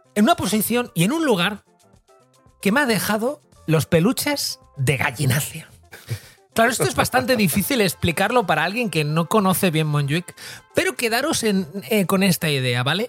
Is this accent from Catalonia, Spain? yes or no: yes; Barcelona, Catalonia, Spain; para los que somos de Barcelona